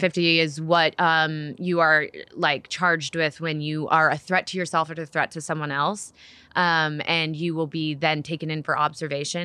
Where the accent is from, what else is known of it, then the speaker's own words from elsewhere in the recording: Nashville, Tennessee, United States; I was born in Nashville, Tennessee